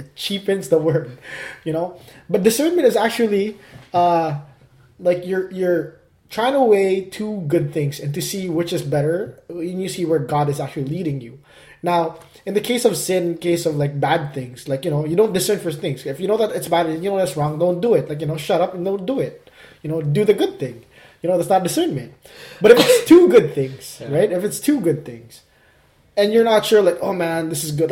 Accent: Calgary, Alberta, Canada; moved away; my hometown, Cowtown, Calgary

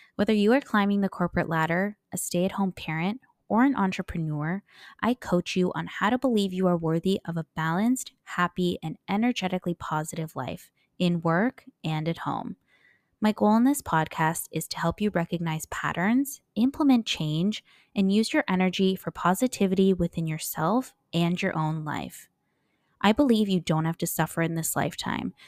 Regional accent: United States; first language English; moved away; I'm a native English speaker, I'm, you know, half American, I grew up in the States

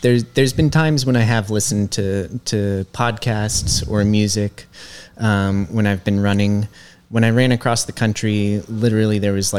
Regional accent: Aspen, Colorado, United States; I grew up in Aspen, Colorado.

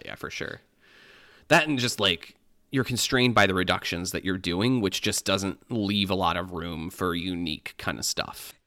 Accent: Michigan, United States; moved away as an adult; now in Illinois, United States; growing up in Michigan

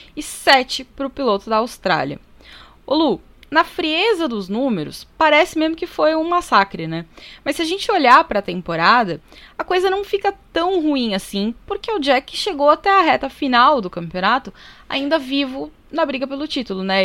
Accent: Brazil; nós que somos brasileiros

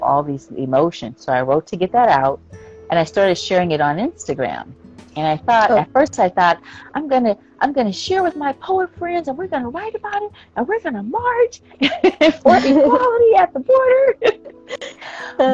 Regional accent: United States; growing up in America

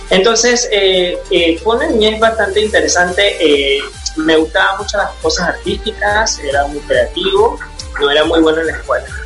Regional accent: Panama; also born or lived in United States; yo nací en Estados Unidos, me vine a Panamá a una edad muy, muy temprana, casi a los cuatro años

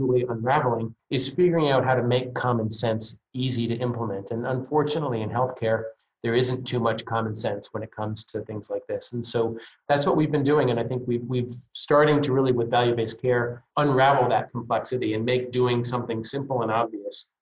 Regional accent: Northeast, United States; I'm from the Northeast.

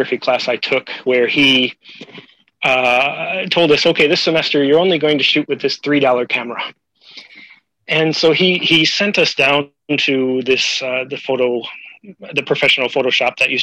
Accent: Rockton, Illinois, United States; moved away as an adult; also born or lived in Carbondale, Illinois; now in Hokkaido, Japan; I came to SIU from Rockton

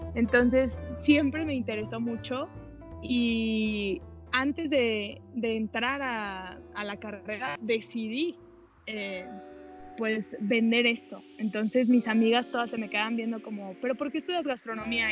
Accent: Saltillo, Coahuila, Mexico; now in Mexico City, Mexico; tenía pastelerías en Monterrey y en Saltillo porque soy de Saltillo, Coahuila

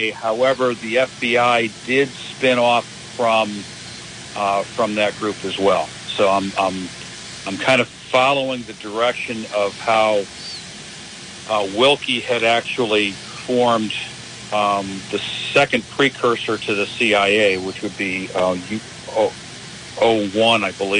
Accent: Southern United States, United States; accent: Southern; I didn't have to break out my Southern accent for it either

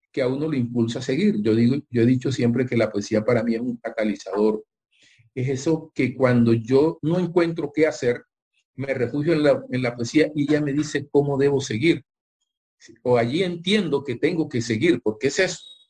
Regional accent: Barranquilla, Atlántico, Colombia; also born or lived in Zapatoso; now in Caracolí, Colombia; Yo siempre he vivido en Barranquilla. Yo soy de pueblo de Zapatoso, un corregimiento

